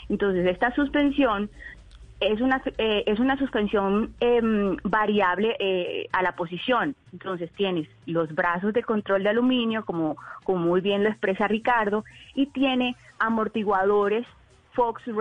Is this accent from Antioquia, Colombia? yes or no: no; Valledupar, Cesar, Colombia; Sí, yo soy de Valledupar. De Valle... Nací en uh, Valledupar.